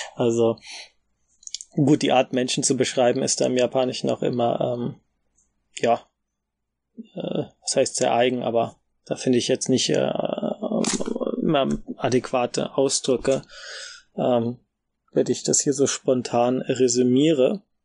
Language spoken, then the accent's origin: German; Germany; als Deutsche